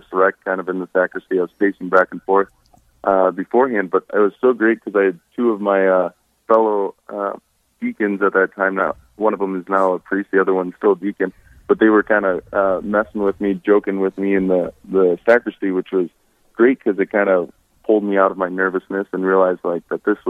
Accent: Hartford, South Dakota, United States; I grew up near Hartford, South Dakota

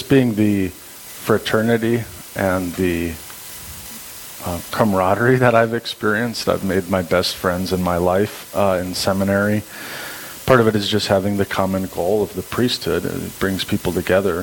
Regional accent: Minot, North Dakota, United States; I grew up, born and raised in Minot, North Dakota

